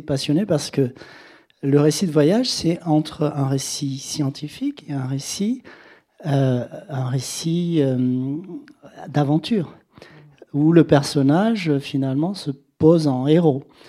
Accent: Senegal; moved away; j'ai vécu au Sénégal, que j'ai été élevé au Sénégal

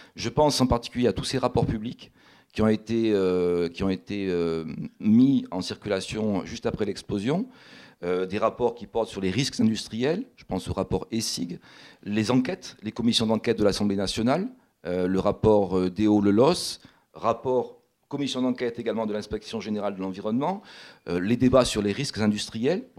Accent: Toulouse, Occitania, France; je suis toulousain moi-même

